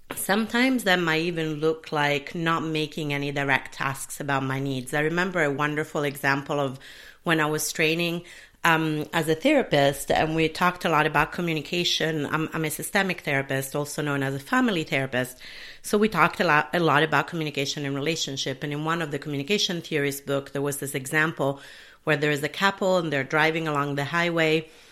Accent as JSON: {"language": "English", "country": "Italy", "tie": "born or raised there", "also_born_or_lived": "United Kingdom / Sicily", "moved": "yes", "lives_now": "Minneapolis, United States", "said": "where I was brought up in Italy"}